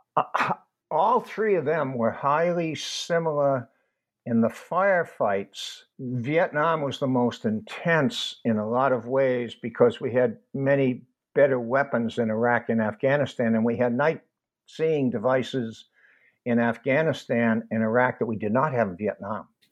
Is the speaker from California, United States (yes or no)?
no; Boston, Massachusetts, United States; I was born in Boston when World War II was going on